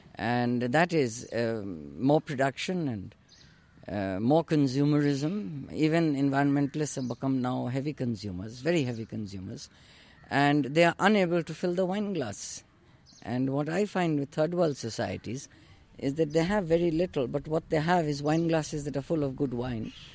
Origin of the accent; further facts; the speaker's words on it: India; living in India, being born and brought up in India